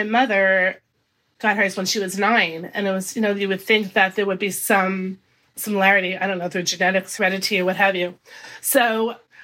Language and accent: English; New York, United States; accent: East Coast; gradually you'll hear that I'm originally from New York. The East Coast accent does come out a bit